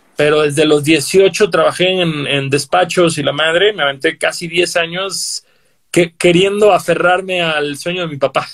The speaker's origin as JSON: {"language": "Spanish", "town": "Cancún", "region": "Quintana Roo", "country": "Mexico", "said": "Yo soy de Cancún"}